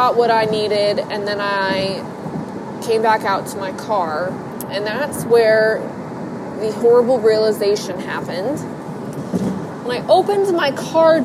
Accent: Ohio, United States; I'm from Ohio

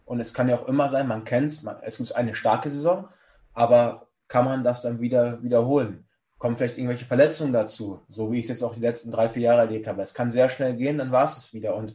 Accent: Erfurt, Thuringia, Germany; Und ich komme einfach aus Erfurt, vorher in Wilhelmshaven, keine großartige Ausbildung genossen

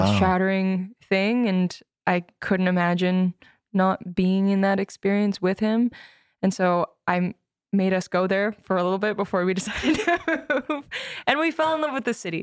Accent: Edmonton, Alberta, Canada; moved away as an adult; also born or lived in Victoria / Vancouver; now in Toronto, Canada; I grew up in Edmonton, then I moved to Van, or to Victoria for college

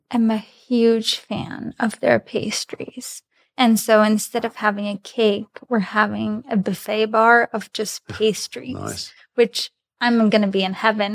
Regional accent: Grodno, Grodno Region, Belarus; first language Russian; English is a second language; now in United States; Originally, I'm from Grodno, Belarus

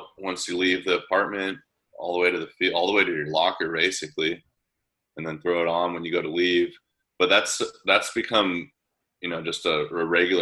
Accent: San Diego, California, United States; growing up in San Diego

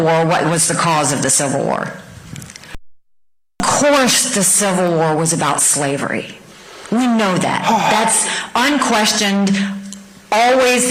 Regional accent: the American South, United States; I say that as a Southerner

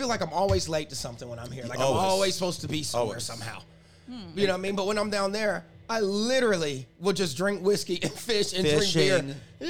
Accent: the South, United States; moved away; also born or lived in South Carolina / Atlanta; I'm from the South

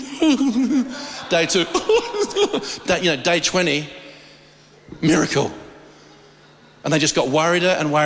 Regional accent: Australia; I'm an Aussie

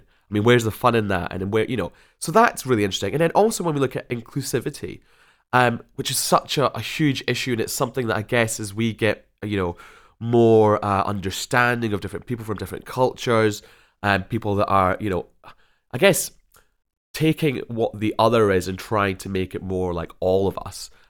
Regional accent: Scotland, United Kingdom; firmly back in Scotland from where I hail.

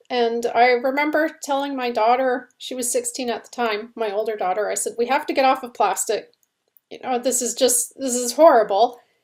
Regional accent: Canada; now in United States; we're Canadian, we live in the States

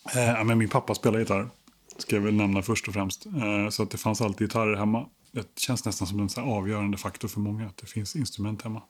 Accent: Stockholm, Stockholm County, Sweden; jag är uppvuxen i Stockholm, mm. absolut. På Kungsholmen.

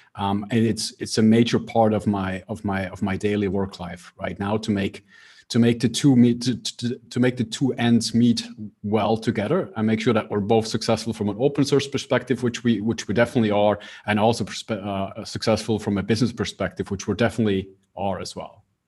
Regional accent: Switzerland; I'm based in Switzerland, so I grew up in Switzerland

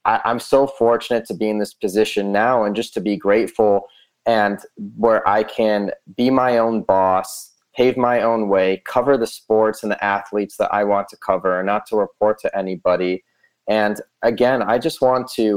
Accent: outside of Chicago, Illinois, United States; also born or lived in Southern California; now in Las Vegas, United States; I grew up outside of Chicago

